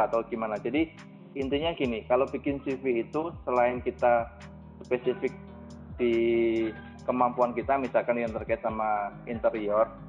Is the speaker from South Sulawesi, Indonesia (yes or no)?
no; Jepara, Central Java, Indonesia; moved away as an adult; also born or lived in Surakarta; now in Jakarta, Indonesia; Saya aslinya Jepara